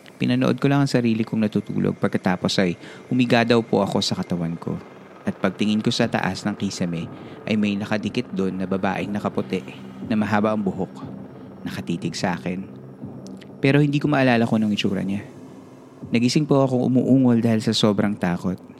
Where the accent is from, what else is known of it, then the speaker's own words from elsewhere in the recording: Nueva Ecija, Central Luzon, Philippines; moved away as an adult; also born or lived in Bataan; originally, from Nueva Ecija po ako